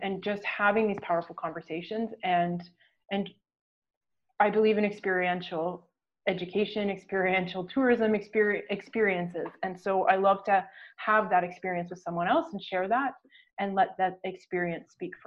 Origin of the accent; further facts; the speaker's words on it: Ontario, Canada; now in Newfoundland, Canada; I'm located in Newfoundland now, but I'm from Ontario